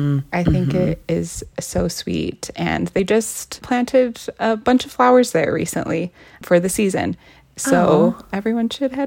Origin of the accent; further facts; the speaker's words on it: Salt Lake City, Utah, United States; Yes, I was born and raised here in Salt Lake City. I am a queer woman of color, so I spent a lot of time feeling out of place here.